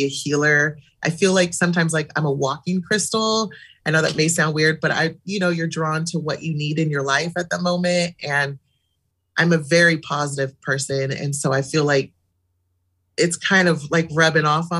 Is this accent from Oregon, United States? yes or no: yes; Eugene, Oregon, United States; I was born and raised in Eugene